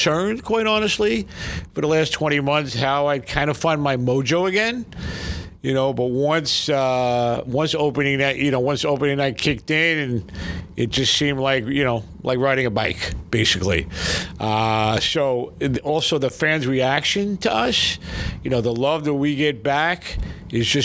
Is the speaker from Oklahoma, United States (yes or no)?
no; New York City, New York, United States; moved away; I grew up in Brooklyn with Howard